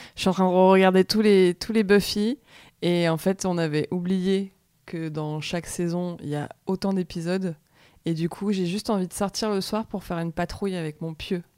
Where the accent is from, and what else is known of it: France